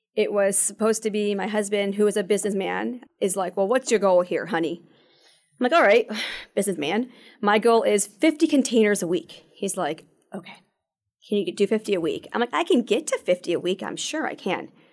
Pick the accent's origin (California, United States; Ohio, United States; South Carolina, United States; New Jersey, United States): Ohio, United States; Toledo; moved away as an adult; also born or lived in Shanghai, China; now in Michigan, United States; I'm not originally from here, I'm from Toledo